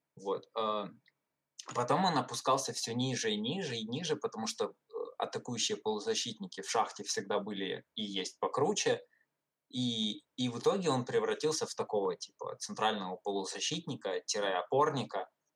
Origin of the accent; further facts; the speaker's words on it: Ukraine; я из Украины